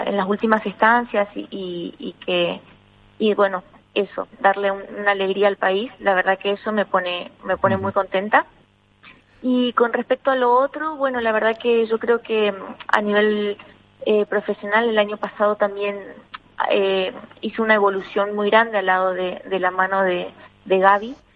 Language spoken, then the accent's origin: Spanish; Argentina; now in Spain; poder ser un referente en mi país